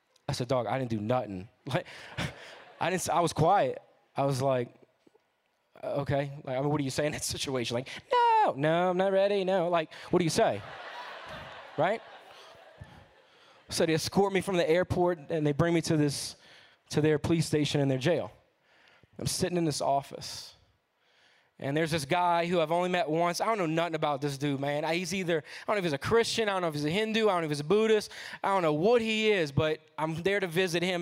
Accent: New Orleans, Louisiana, United States; I'm from New Orleans.

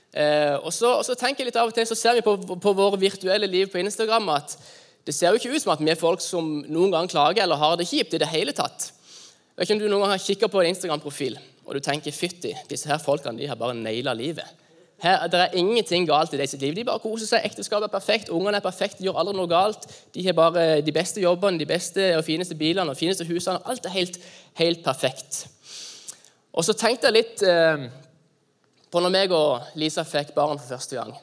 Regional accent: Norway

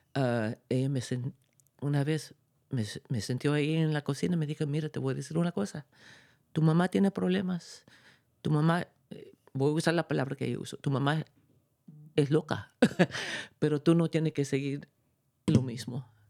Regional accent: New York City, New York, United States; also born or lived in Chuquicamata, Chile; tuvimos que salirnos de Chile y llegamos a, a New York City. Y para mí, culturalmente, yo soy neoyorquina

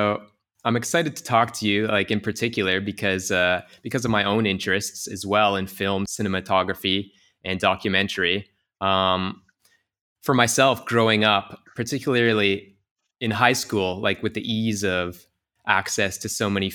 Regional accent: Canada; now in Tokyo, Japan; close to my hometown

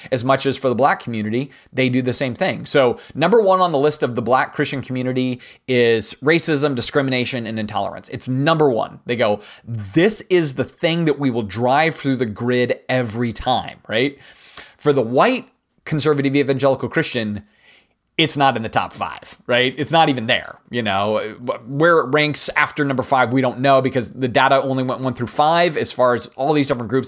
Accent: United States; It's the best part about being an American

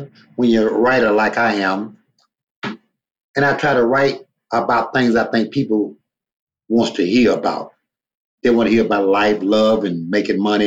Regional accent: Louisiana, United States; I'm from Louisiana

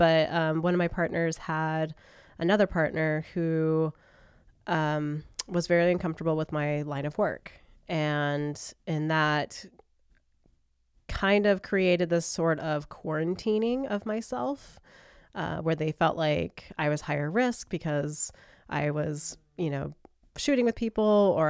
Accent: United States; from my perspective as an American

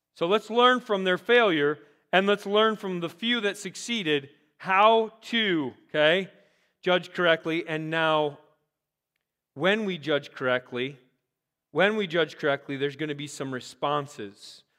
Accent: Rochester, Minnesota, United States; also born or lived in Iowa; I'm like, Rochester, Minnesota

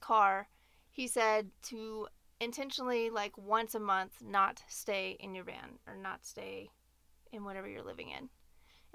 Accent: Nashville, Tennessee, United States; moved away as an adult; also born or lived in Denver; we're both from Nashville as well

